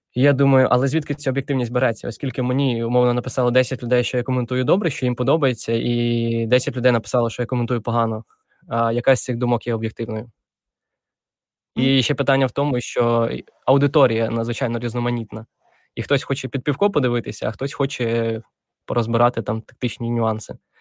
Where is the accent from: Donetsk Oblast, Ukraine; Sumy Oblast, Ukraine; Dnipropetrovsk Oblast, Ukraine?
Dnipropetrovsk Oblast, Ukraine; Я народився в Вінницькій області, а потім переїхали ми з батьками в Дніпропетровську